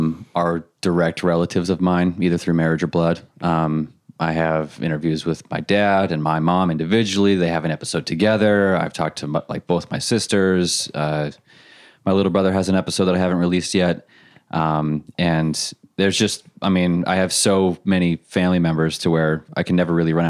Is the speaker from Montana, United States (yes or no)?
yes; Montana, United States; also born or lived in Utah; And then I was raised in Montana.